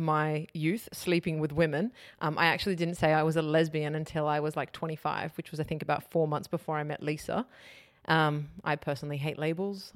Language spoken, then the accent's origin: English; Sydney, New South Wales, Australia; also born or lived in Wetherill Park; I was born in Weatherall Park, but I spent my teenage years in the inner west of Sydney.